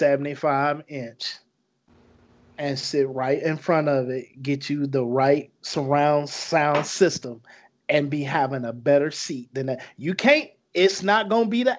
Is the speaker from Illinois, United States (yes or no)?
yes; Chicago, Illinois, United States; I'm from Chicago